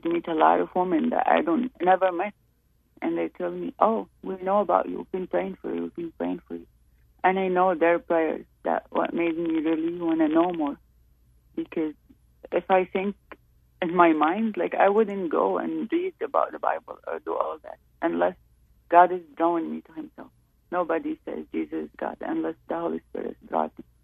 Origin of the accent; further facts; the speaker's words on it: Saudi Arabia; moved away; I'm from Saudi Arabia.